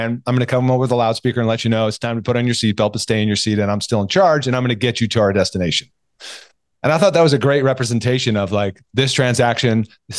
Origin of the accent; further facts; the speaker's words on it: California, United States; You're in LA, but nearby. I'm from Orange County.